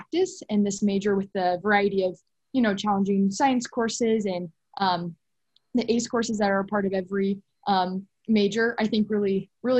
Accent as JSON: {"language": "English", "town": "Lincoln", "region": "Nebraska", "country": "United States", "said": "I'm from Lincoln, Nebraska"}